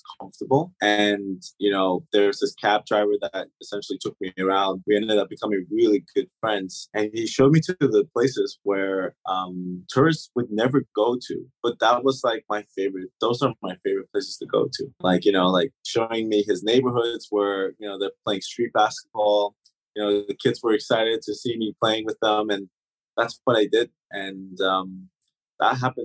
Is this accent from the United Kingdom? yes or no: no; Germany; first language German; English is a second language; moved away; also born or lived in Turks and Caicos; I lived here for about 10 years, and German is actually my first language